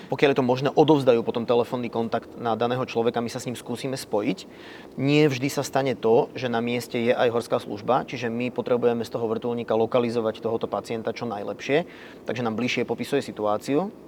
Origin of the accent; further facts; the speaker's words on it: Banská Bystrica, Banská Bystrica Region, Slovakia; Som rodákom z Banskej Bystrice. Letecká základňa Sliač a letisko Sliač boli len pár kilometrov vzdialené od uh, môjho paneláku, v ktorom som vyrastal